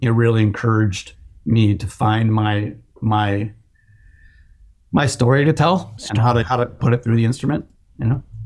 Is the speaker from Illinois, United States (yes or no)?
yes; Chicago, Illinois, United States; moved away; I'm from the Chicago area